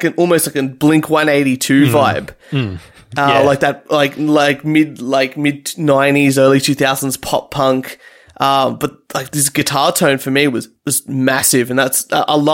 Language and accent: English; Reservoir, Victoria, Australia; my hometown of Reservoir here